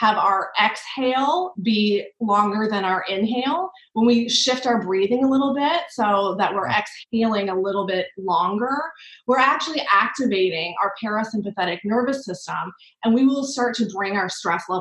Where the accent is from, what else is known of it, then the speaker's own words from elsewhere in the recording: New York, United States; as a New Yorker